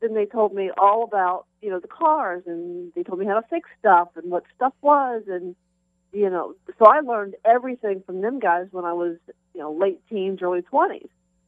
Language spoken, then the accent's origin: English; Columbus, Ohio, United States; Columbus, Ohio.